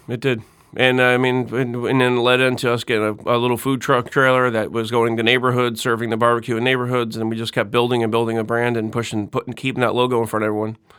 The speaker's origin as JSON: {"language": "English", "town": "Windsor Locks", "region": "Connecticut", "country": "United States", "tie": "born or raised there", "also_born_or_lived": "Hartford, Connecticut", "moved": "as an adult", "lives_now": "Saint Tammany Parish, United States", "said": "I grew up in Windsor Locks, Connecticut"}